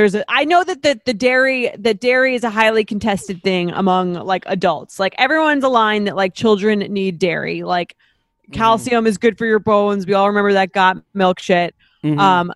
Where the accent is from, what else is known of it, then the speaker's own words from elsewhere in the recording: Long Island, New York, United States; I'm like, Mom, we're from Long Island.